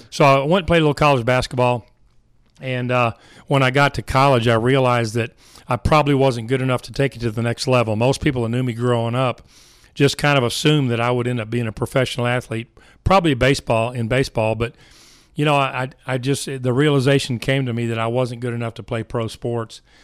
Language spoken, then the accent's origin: English; Richardson, Texas, United States; I was raised in Richardson, Texas